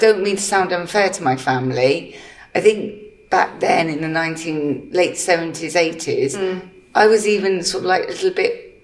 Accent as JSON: {"language": "English", "region": "England", "country": "United Kingdom", "tie": "born or raised there", "also_born_or_lived": "Malta"}